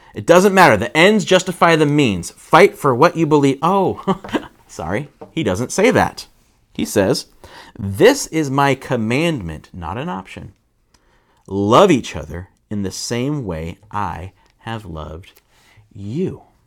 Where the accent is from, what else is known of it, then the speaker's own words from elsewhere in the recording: United States; I'm an American